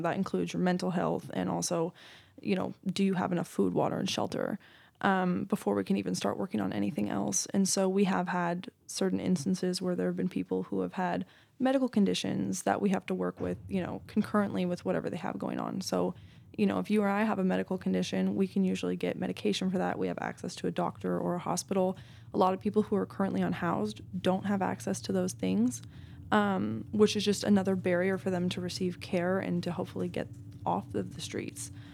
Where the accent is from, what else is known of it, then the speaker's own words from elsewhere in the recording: Marin County, California, United States; also born or lived in Los Angeles; I was born and raised in Marin County